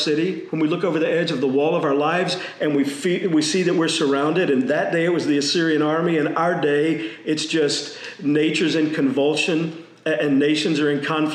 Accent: Texas, United States; I grew up in Texas

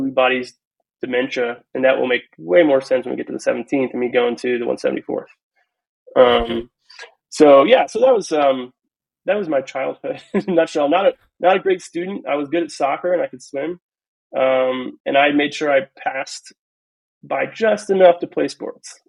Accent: Ohio, United States; also born or lived in California / Kansas; we were raised in Ohio

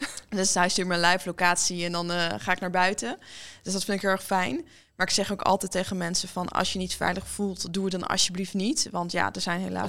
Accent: Leeuwarden, Friesland, Netherlands; now in Amsterdam, Netherlands; we hebben opgegroeid in Leeuwarden

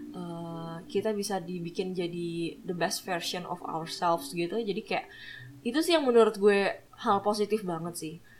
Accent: Manado, North Sulawesi, Indonesia; gue dari Manado

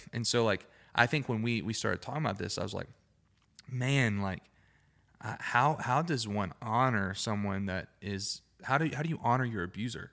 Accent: Alabama, United States; accent: Alabama Southern; I'm from Alabama, I'm not saying daddy how I naturally want to say daddy

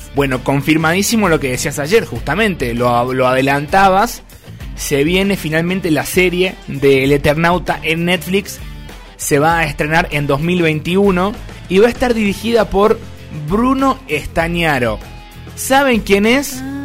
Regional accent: Salta, Argentina; aquí en Salta

